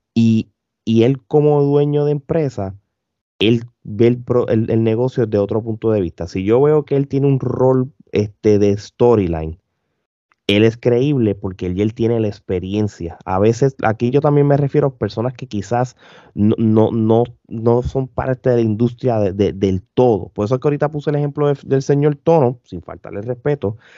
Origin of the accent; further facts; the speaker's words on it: Puerto Rico; yo como puertorriqueño lo veo bien común en cualquier empresa de Puerto Rico